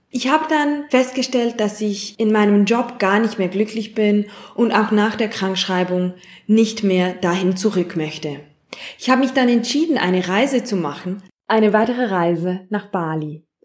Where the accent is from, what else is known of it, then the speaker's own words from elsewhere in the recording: Zurich, Switzerland; ich bin 33-jährig und ich komme aus Zürich.